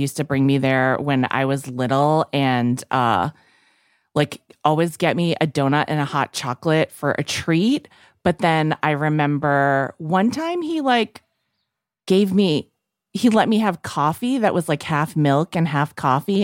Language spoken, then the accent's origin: English; Fitchburg, Massachusetts, United States; now in New York City, United States; It's been so long since I've been back to my hometown